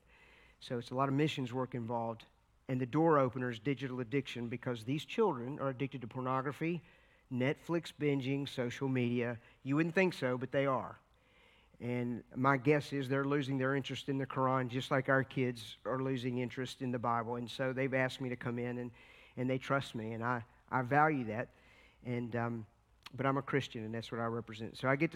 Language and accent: English; Virginia, United States; we come from Virginia. We live right in the heart of the Appalachian Mountains, which is the Blue Ridge section.